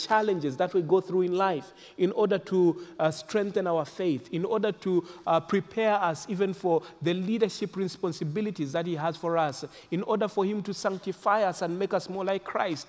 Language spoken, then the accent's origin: English; Zambia; I was born in Zambia. Zambia is a nation in the southern part of Africa, central southern part of Africa, and that's where I come from